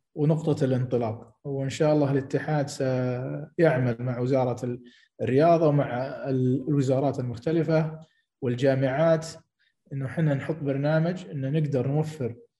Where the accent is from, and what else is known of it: Saudi Arabia